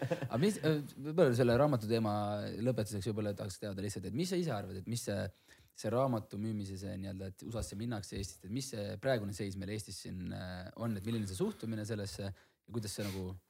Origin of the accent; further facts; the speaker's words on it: Hiiumaa, Hiiu County, Estonia; ma ise olen Hiiumaalt